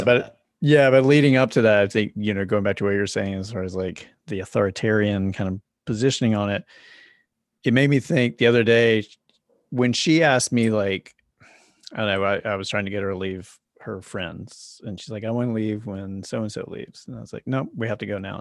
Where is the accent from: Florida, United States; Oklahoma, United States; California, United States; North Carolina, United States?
North Carolina, United States; Charlotte; moved away as an adult; also born or lived in New York; now in Los Angeles, United States; I lived in New York for 10 years and then I grew up in Charlotte, North Carolina.